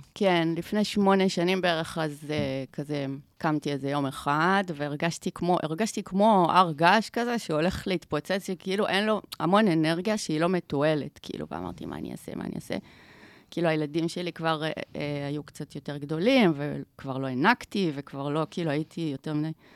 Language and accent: Hebrew; Omer, Southern District, Israel; now in Tel Aviv, Israel; גדלתי בעומר